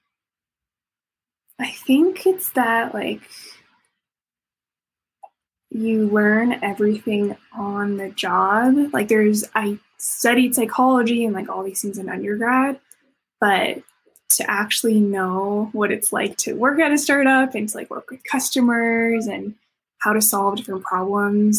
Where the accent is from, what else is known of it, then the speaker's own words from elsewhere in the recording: Canada; moved away; also born or lived in Harvard, United States / Silicon Valley, United States; I grew up in Canada